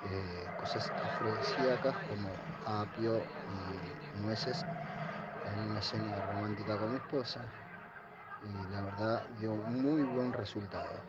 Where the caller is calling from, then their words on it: La Tablada, Buenos Aires Province, Argentina; de la Tablada, la llamo para felicitar